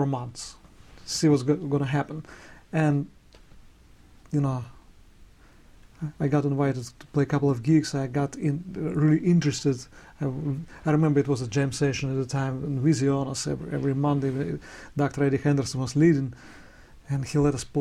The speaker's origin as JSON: {"language": "English", "town": "Yaroslavl", "region": "Yaroslavl Oblast", "country": "Russia", "tie": "born or raised there", "second_language": "English", "moved": "as an adult", "lives_now": "New York, United States", "said": "My hometown Yaroslavl is the oldest city, and it's very close to Moscow"}